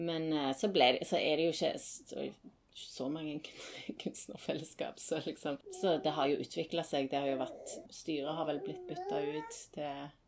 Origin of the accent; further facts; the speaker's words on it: Stavanger, Rogaland, Norway; moved away as an adult; also born or lived in Tromsø; jeg var, hjemme i Stavanger i to-tre år i mellomtiden